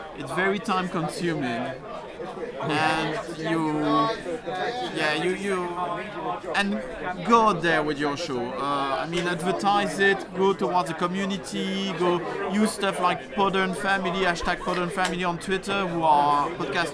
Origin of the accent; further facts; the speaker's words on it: Belgium; accent: French; first language French; English is a second language; now in London, United Kingdom; my first language is French. I was born in Belgium